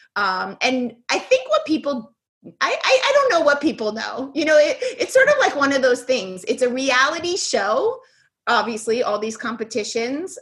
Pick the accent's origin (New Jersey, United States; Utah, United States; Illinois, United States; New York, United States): New York, United States; New York City; I was born in the Bronx